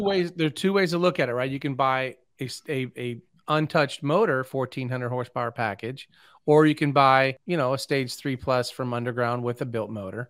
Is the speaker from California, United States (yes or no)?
no; St. Louis, Missouri, United States; I grew up in Saint Louis